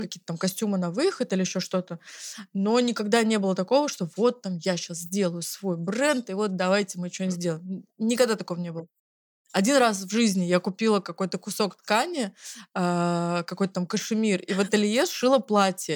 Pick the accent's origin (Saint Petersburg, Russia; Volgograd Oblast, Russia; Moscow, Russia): Moscow, Russia; Zelenograd; мы э, оба из Зеленограда, и там все друг друга знают